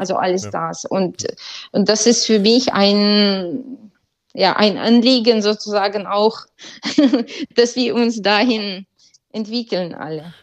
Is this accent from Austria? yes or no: no; Ukraine; moved away